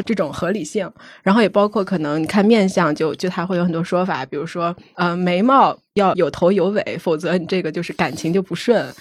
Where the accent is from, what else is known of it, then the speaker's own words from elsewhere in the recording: Shanxi, China; 因为我山西人嘛，我们那边儿其实还挺流行的